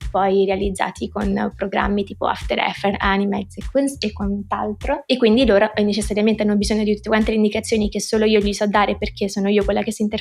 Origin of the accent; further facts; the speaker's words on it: Rome, Lazio, Italy; Mm, vabbè, sono di Roma, direi 23.